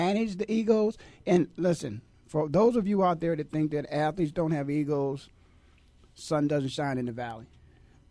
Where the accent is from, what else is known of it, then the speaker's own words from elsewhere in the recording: Canton, Ohio, United States; I've born and raised in Canton, Ohio.